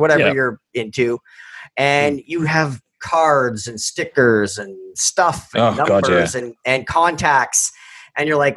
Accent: Canada; I'm Canadian

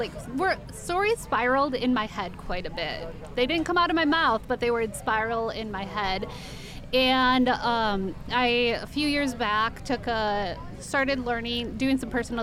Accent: Portland, Oregon, United States; I am from Portland, Oregon, and I'm writing children's books

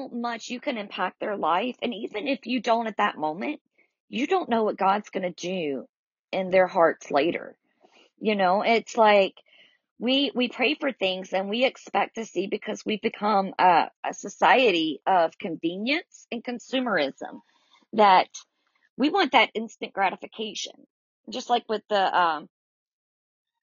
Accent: the South, United States; accent: southern; I'm definitely from the South by my accent, but I know that it's more than just being southern roots

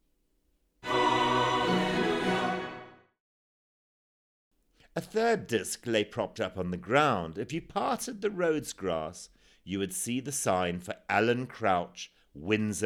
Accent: Zimbabwe; born or raised there; also born or lived in Sai Kung, Hong Kong; now in Hong Kong

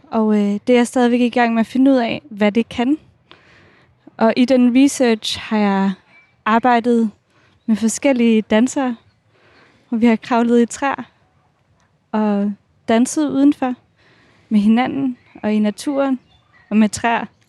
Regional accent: Odense, Southern Denmark, Denmark; jeg er fra Odense

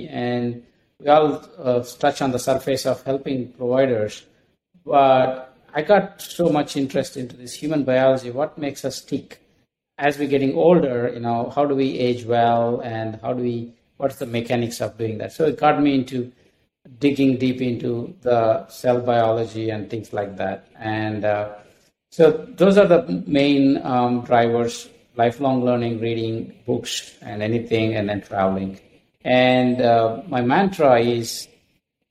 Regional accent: India; moved away as an adult; also born or lived in Minneapolis / Dallas; now in United States; I'm from India, and I came here with two suitcases full of clothing

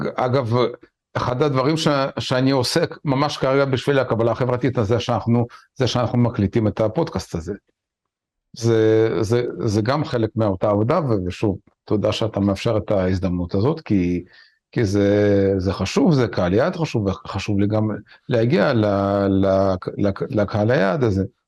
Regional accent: Israel; כישראלים וכיהודים

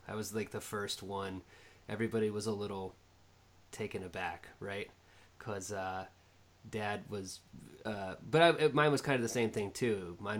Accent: Fairfax, Virginia, United States; born there; Yep, and I was born in Fairfax.

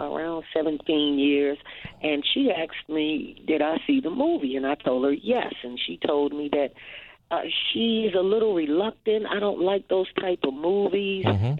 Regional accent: Washington, District of Columbia, United States; calling from my hometown, D.C.

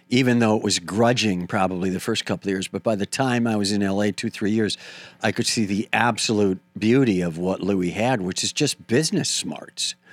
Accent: Wisconsin, United States; I'm from Wisconsin, but I did go on to very clearly say Minneapolis was my comedy hometown.

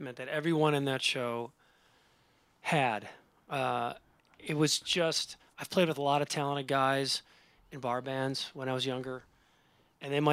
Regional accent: Cleveland, Ohio, United States; We're both from the Cleveland area.

